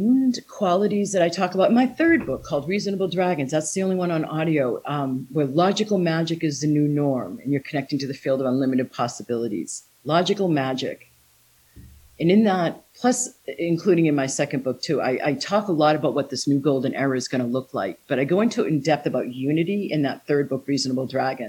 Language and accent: English; United States; moved away as an adult; also born or lived in Taiwan; my home country, USA